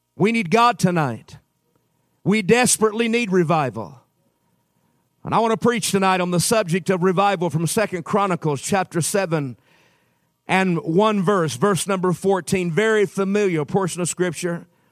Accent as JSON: {"language": "English", "region": "Utah", "country": "United States", "said": "I'm from Utah"}